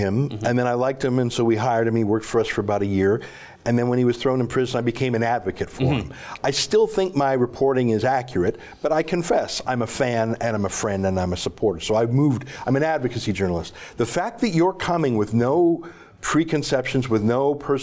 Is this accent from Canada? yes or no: yes; Canada; I, as a Canadian